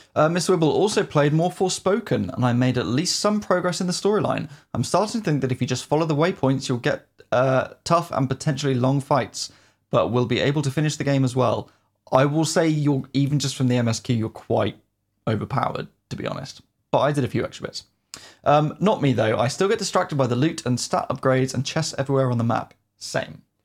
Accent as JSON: {"language": "English", "country": "United Kingdom", "said": "as a Brit"}